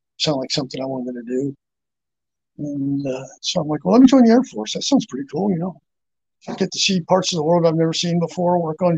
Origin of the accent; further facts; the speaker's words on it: Phillipsburg, New Jersey, United States; moved away; also born or lived in Marion Station, Maryland; I grew up in Phillipsburg, New Jersey. We left there in 1979.